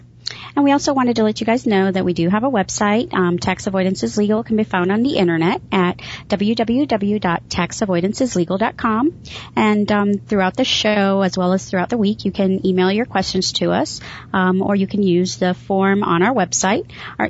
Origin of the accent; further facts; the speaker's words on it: Chicago, Illinois, United States; I grew up in Chicago